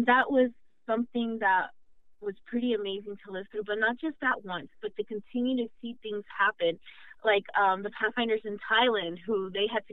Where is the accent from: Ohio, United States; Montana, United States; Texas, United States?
Texas, United States; Houston; I am from Houston. We do not have sirens.